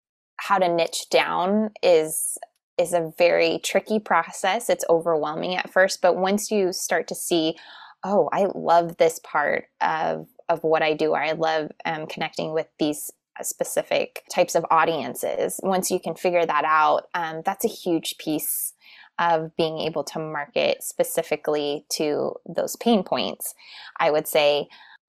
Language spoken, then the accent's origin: English; Tucson, Arizona, United States; now in Phoenix, United States; I am from originally from Tucson, Arizona, but I live in Phoenix now.